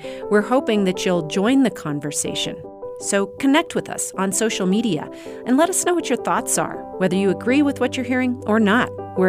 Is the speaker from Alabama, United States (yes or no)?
no; Walden, Colorado, United States; my hometown of Walden